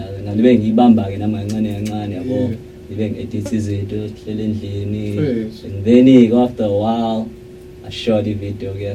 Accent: Montclair, New Jersey, United States; I'm from Montclair

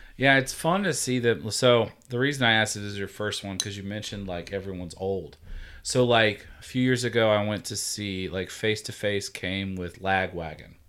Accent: Georgia, United States; now in Virginia, United States; I'm from Georgia

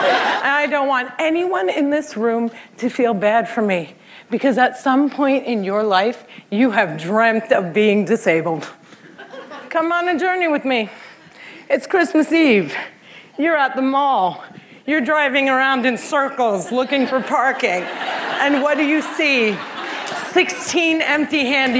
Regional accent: Cliffside Park, New Jersey, United States; Cliffside Park, New Jersey is my hometown.

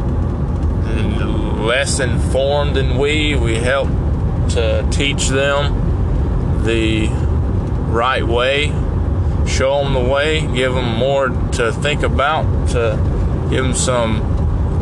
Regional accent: United States; I was born in the United States

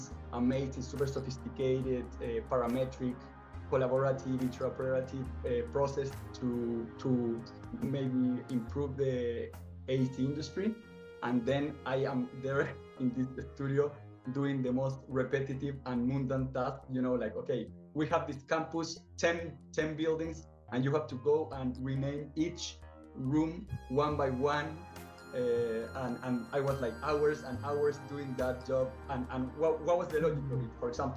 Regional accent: Santiago, Santiago Metropolitan Region, Chile; moved away as an adult; now in Canada; I am from Chile, from Santiago

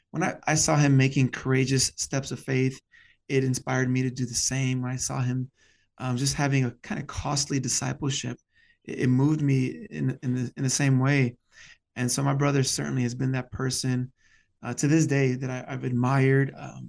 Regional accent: Chicago, Illinois, United States; I'm a Chicagoan, born and raised here on the northwest side of the city

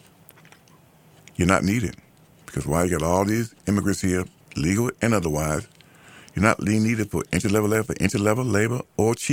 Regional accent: United States; the group that I'm a part of, ADOS, American Born Blacks

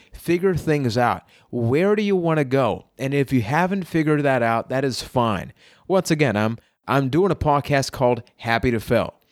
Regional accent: Puerto Rico; I am from Puerto Rico

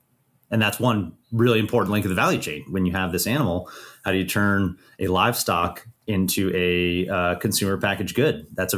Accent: Idaho, United States; when I came home from South Africa to visit my family in Idaho

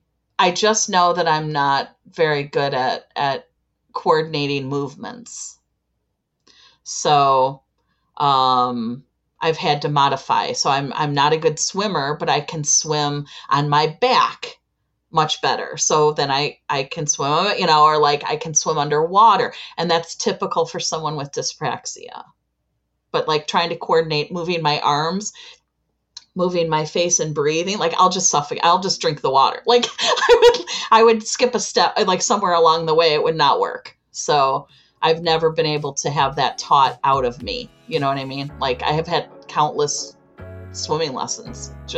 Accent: Chicago, Illinois, United States; I am from Chicago.

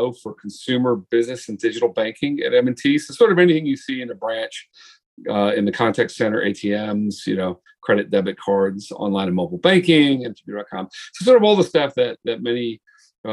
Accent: Long Island, New York, United States; also born or lived in Portland, Oregon; now in Buffalo, United States; I'm originally from New York. Grew up downstate. I like to say downstate. It's actually Long Island.

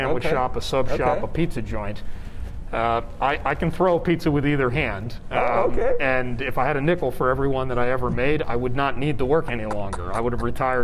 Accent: Atlantic City, New Jersey, United States; now in Las Vegas, United States; My hometown is Atlantic City, New Jersey.

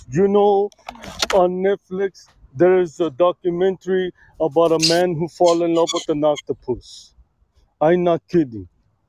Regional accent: Sweden; I am from Sweden, like I said, but I don't look Swedish.

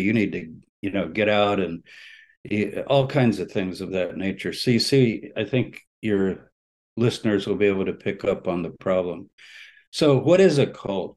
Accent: San Antonio, Texas, United States; moved away; I was born in Texas. I was uh, first few years of my life lived in San Antonio my parents are native Texans

